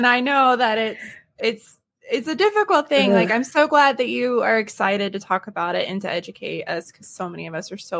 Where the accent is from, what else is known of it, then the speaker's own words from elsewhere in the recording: the South, United States; I'm from the South.